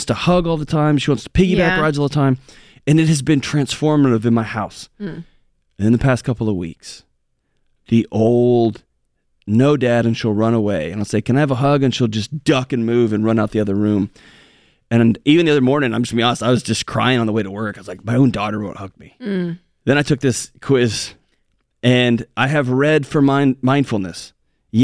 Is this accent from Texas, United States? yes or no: yes; Texas, United States; I'm from Texas.